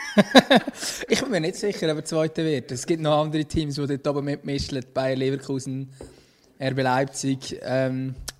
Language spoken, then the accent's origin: German; Switzerland; wir als Schweizer